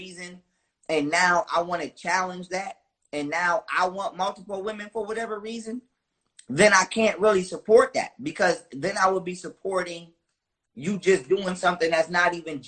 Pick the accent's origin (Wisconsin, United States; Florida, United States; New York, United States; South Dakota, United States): New York, United States; Buffalo; I'm from the United States, of course, Buffalo, New York, to be exact